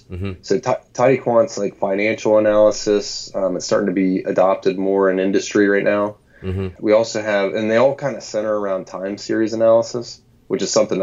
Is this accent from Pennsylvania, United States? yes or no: yes; Williamsport, Pennsylvania, United States; also born or lived in State College, Pennsylvania; I grew up in Williamsport, Pennsylvania